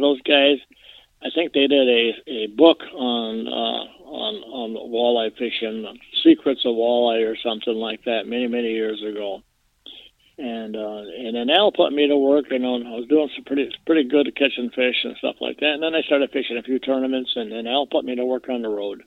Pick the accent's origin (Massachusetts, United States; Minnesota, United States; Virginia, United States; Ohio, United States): Minnesota, United States; Mission Lake; I was born and raised on Mission Lake